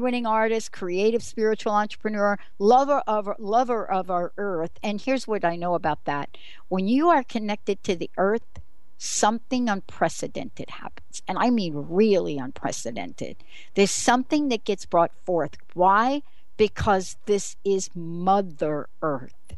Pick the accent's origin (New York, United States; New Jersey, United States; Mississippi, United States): New York, United States; New York City; accent: New York; moved away; I'm a girl from New York City.